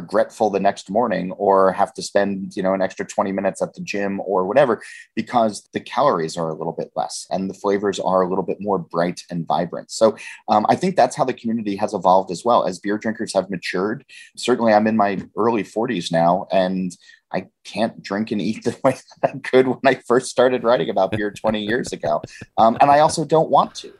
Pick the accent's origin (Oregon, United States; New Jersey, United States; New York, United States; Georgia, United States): New Jersey, United States; I'm from Jersey